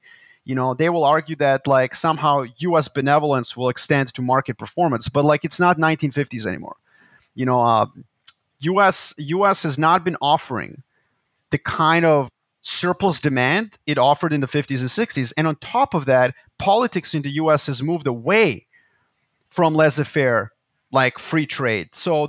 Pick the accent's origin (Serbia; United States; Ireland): Serbia; Belgrade; Which, and Belgrade, my hometown, in the 70s and 80s looked like a first world city.